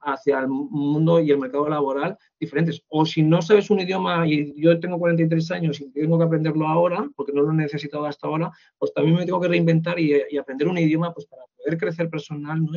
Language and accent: Spanish; Spain